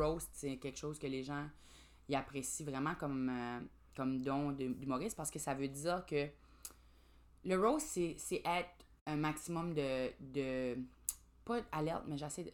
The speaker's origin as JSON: {"language": "French", "town": "Grand Falls", "region": "New Brunswick", "country": "Canada", "said": "je viens de Grand Sceau, euh, au Nouveau-Brunswick, évidemment, là, ou Grand Falls"}